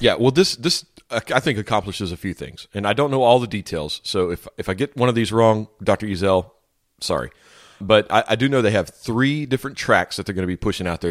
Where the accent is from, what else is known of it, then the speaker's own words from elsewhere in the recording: Louisiana, United States; growing up in Louisiana